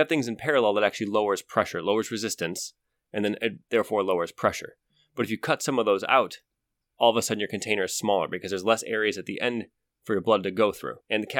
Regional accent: Ohio, United States; I grew up in Ohio.

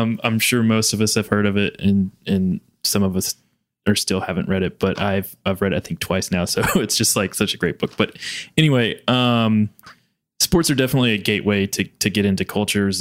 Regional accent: Kentucky, United States; born or raised there; moved away

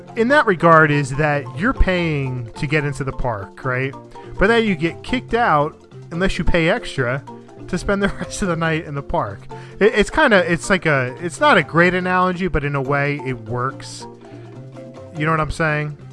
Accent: New Jersey, United States; I'm from North Jersey.

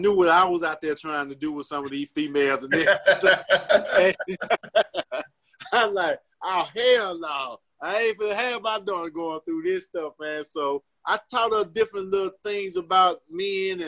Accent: Mississippi, United States; I'm from Mississippi.

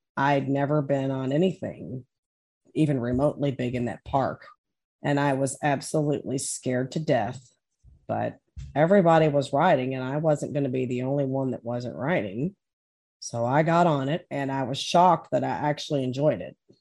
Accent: Maysville, Kentucky, United States; I grew up back in Maysville, Kentucky.

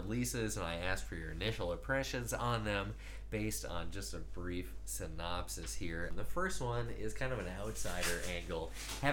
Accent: United States; now in Australia; as an American growing up with convenience stores

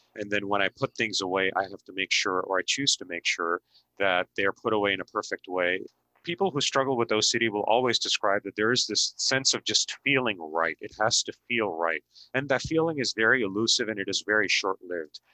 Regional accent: Mumbai, Maharashtra, India; moved away; I was born and raised in India, and I grew up in the city of busy city of Mumbai

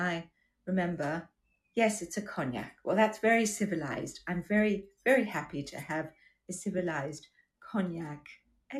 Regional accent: Durban, KwaZulu-Natal, South Africa; accent: Australian; also born or lived in Australia; now in United Kingdom; I grew up in South Africa

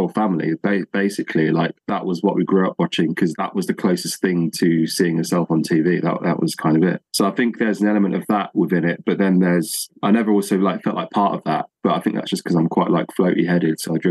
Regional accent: Northamptonshire, East Midlands, United Kingdom; I'm from the Midlands, so in Northamptonshire, so East Anglia.

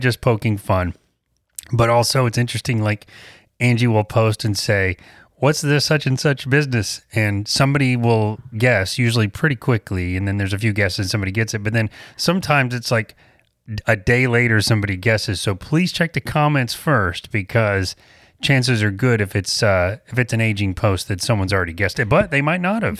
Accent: the South, United States; we're from the South

